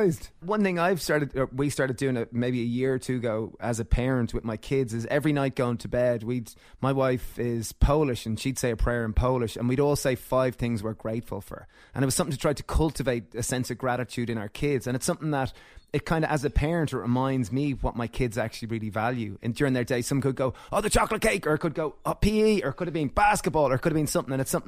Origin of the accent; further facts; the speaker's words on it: Ireland; So we grew up in Ireland and we were kind of went to a Catholic school and had to kind of go to mass and all this.